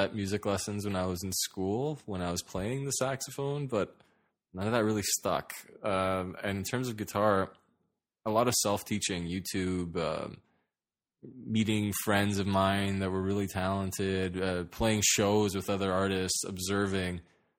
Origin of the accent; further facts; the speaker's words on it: Toronto, Ontario, Canada; Yeah, North York. I mean, I guess that counts.